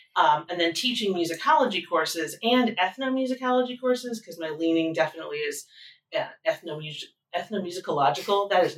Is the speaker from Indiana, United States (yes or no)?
yes; Indiana, United States; Southern Indiana. And where I grew up, everyone went to Indiana University or Purdue University.